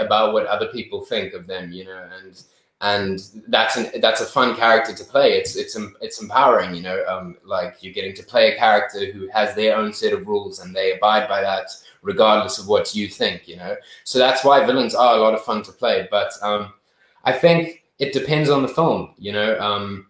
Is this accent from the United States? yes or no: no; Zimbabwe; growing up in Zim